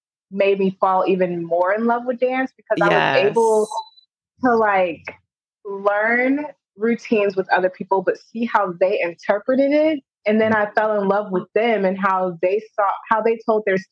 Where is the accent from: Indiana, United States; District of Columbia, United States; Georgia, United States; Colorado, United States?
Georgia, United States; Atlanta; also born or lived in Turkey; now in Los Angeles, United States; I was originally born in Turkey. I'm a military brat, but I was raised in Atlanta